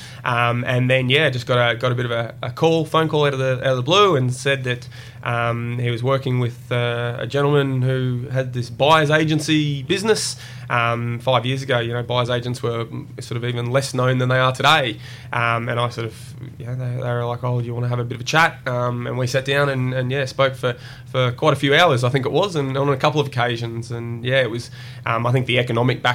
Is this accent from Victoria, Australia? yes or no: no; Brisbane, Queensland, Australia; also born or lived in Coffs Harbour, New South Wales; I was born in Brisbane. Spent my very early years in Brisbane, but then spent a lot of time growing up down on the mid-north coast of New South Wales, down in Coffs Harbour, just north of Coffs Harbour. And then, came back to Brisbane for my high schooling years and my uni days